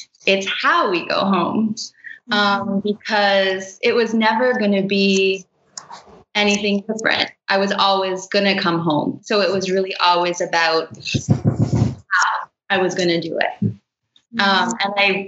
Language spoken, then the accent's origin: English; Toronto, Ontario, Canada; now in Brooklyn, United States; I grew up in Toronto